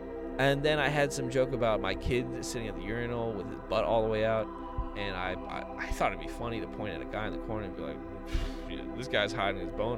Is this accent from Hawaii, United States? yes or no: yes; Kailua, Hawaii, United States; And I was like, well, I'm from Kailua.